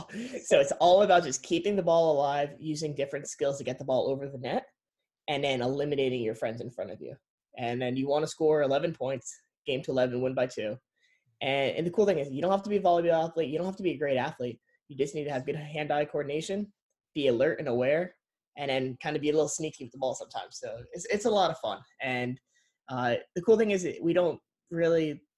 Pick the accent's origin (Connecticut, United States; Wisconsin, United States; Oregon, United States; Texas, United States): Connecticut, United States; also born or lived in New York; we grew up in Connecticut, like up in a farm town in Connecticut